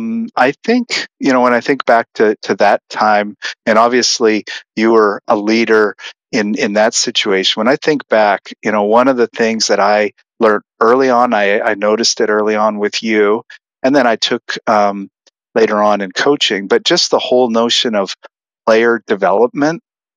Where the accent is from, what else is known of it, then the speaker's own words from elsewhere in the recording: Saskatchewan, Canada; moved away as an adult; now in United States; I think it was 1998 when I moved from Canada, Saskatchewan, to do my PhD at Penn State.